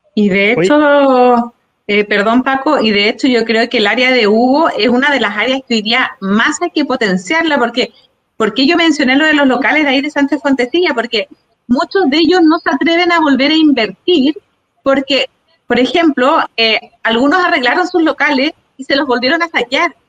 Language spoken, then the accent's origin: Spanish; Santiago, Santiago Metropolitan Region, Chile; Yo soy de acá de Peñolén